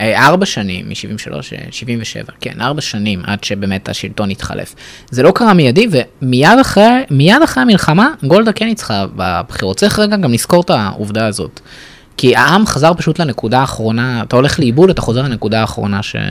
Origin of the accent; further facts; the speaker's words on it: Israel; אני אמנם גדלתי בישראל באזור ליברלי